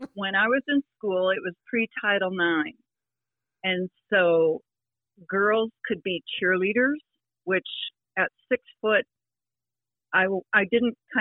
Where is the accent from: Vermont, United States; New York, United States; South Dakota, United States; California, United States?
South Dakota, United States; Sioux Falls; my older sister, Carol, took lessons from John Simcoe at Menlo Park in Sioux Falls